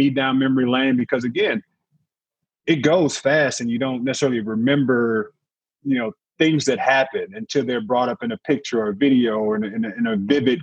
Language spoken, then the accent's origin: English; St. Louis, Missouri, United States; I'm a kid from St. Louis, played 13 years in the NBA.